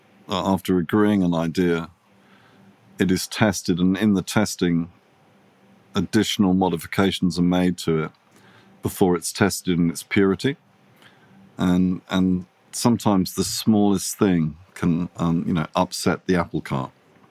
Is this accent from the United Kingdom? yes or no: yes; England, United Kingdom; when I was growing up in England, working in London, the design business that I most admired was a company called Pentagram.